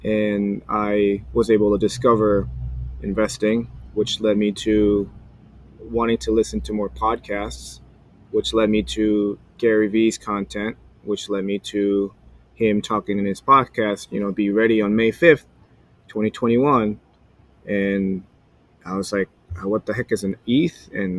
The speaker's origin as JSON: {"language": "English", "country": "South Korea", "said": "Like, he came from Belarus. I came from Korea. Family business."}